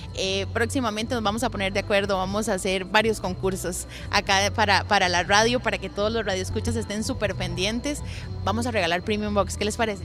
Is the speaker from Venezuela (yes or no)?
no; Costa Rica